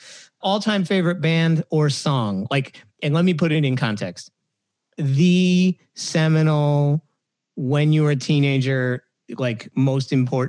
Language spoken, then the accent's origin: English; Hershey, Pennsylvania, United States; I'm from Hershey, Pennsylvania.